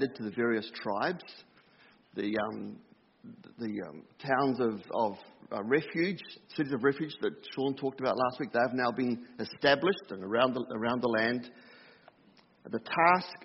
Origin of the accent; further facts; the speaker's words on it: New Zealand; Growing up in New Zealand, we had one channel